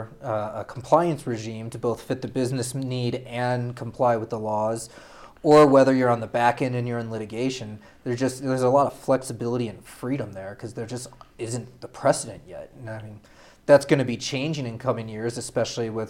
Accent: St. Louis, Missouri, United States; moved away as an adult; also born or lived in Notre Dame, Indiana / Cambridge, Massachusetts / New York; now in Denver, United States; I'm originally from St. Louis, then went to undergrad up at Notre Dame

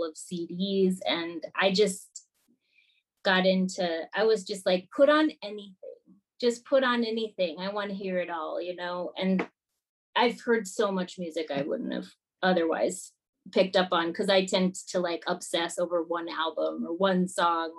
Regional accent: Minnesota, United States; moved away as an adult; I grew up in Minnesota

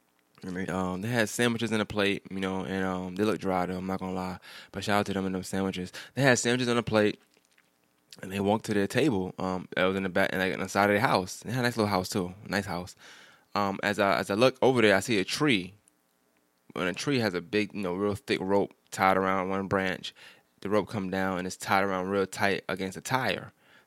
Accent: New York, United States; And I'm from New York, so I like to walk.

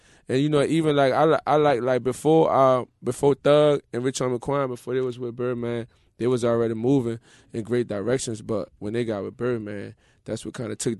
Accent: New Orleans, Louisiana, United States; I'm from the 7 Wall in New Orleans.

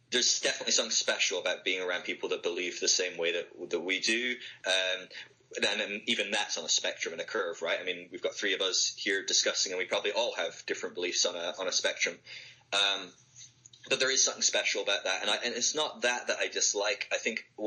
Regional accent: Scotland, United Kingdom; now in Sale, United Kingdom; my home country in Scotland

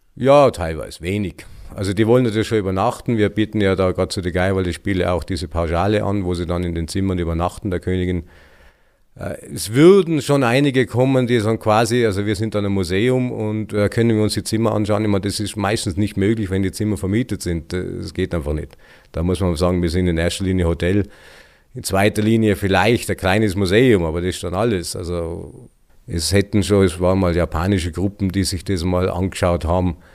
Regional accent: Elbigenalp, Tyrol, Austria; kaufen wir das in Elbingalb. Und seitdem sind wir da.

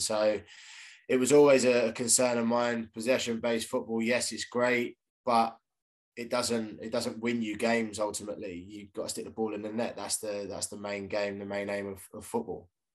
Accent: Reading, South East England, United Kingdom; I was born in Reading as well.

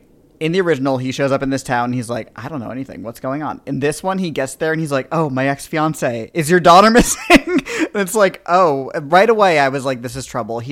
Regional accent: East Coast, United States; We're from the East Coast. Long Island Sound, that's the sound we know.

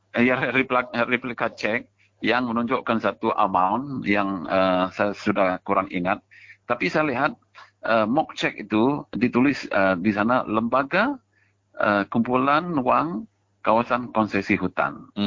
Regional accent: Sarawak, Malaysia; kita sebagai rakyat Sarawak

